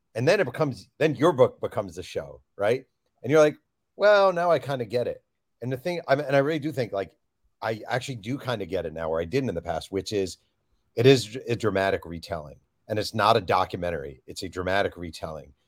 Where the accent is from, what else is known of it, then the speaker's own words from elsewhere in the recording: New York, United States; I grew up in New York, a New Jersey Nets fan